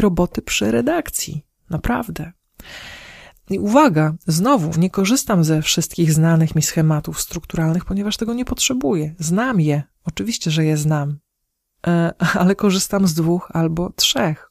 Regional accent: Podlaskie Voivodeship, Poland; u nas na Podlasiu

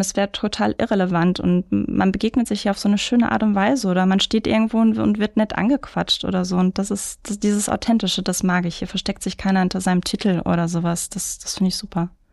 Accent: Mülheim an der Ruhr, North Rhine-Westphalia, Germany; also born or lived in Karlsruhe; now in Duisburg, Germany; Ich bin in Mülheim-Speldorf groß geworden

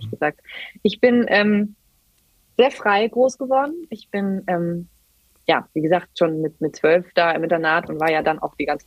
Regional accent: Germany; wir, wir, kommen aus Deutschland, wir kommen aus einem der reichsten Männer der ganzen Welt

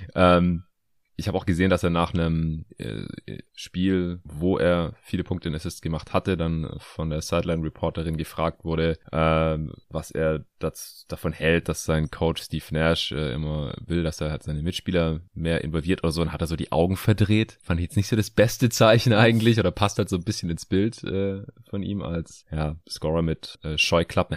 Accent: Stuttgart, Baden-Württemberg, Germany; moved away; meine alte Heimat nach Stuttgart

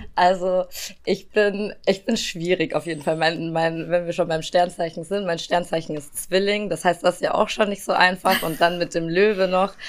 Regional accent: Regensburg, Bavaria, Germany; meiner Heimatstadt Regensburg

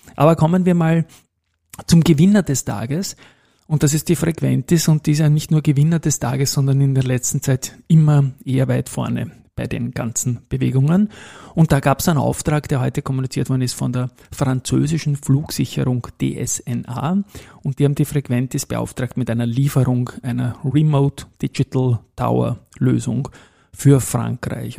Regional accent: Austria; bei uns in Österreich

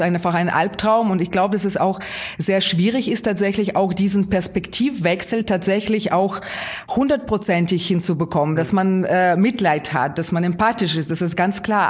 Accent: Kyiv, Ukraine; German is a second language; moved away as an adult; now in Schönaich, Germany; das ist meine Heimatstadt. Und wenn Sie 19 Jahre lang Ihres Lebens äh, in einer Stadt verbringen

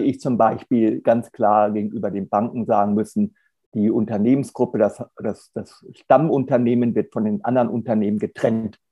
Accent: Hanover, Lower Saxony, Germany; moved away as an adult; also born or lived in Marburg; now in Hamburg, Germany; Ich komme ursprünglich aus Hannover

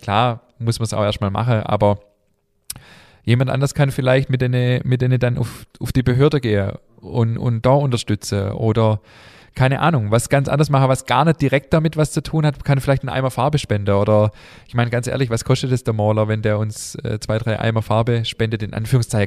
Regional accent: Germany; wir sind hier in Deutschland geboren

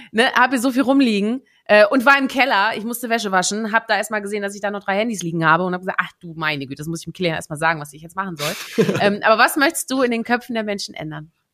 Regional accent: Netherlands; moved away; gebürtige Niederländerin

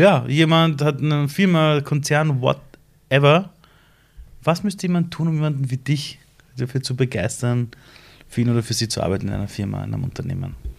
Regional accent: Iran; moved away; in meinem Heimatland Iran

